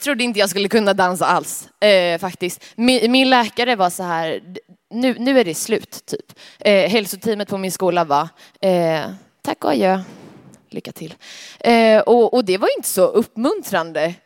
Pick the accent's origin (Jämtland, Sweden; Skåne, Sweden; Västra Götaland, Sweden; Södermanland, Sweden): Västra Götaland, Sweden; Alingsås; kommer från Allingsås